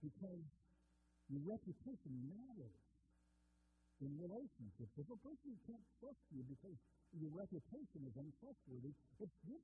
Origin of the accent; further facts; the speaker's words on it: Minnesota, United States; growing up in Minnesota